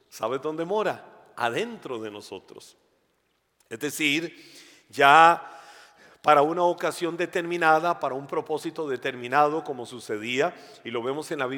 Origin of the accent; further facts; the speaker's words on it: Costa Rica; Ah, yo soy costarricense. Eh, nací en Costa Rica, he vivido en Costa Rica y es mi país. Eh, me identifico 100% por nacionalidad, por nacimiento y todo, como costarricense.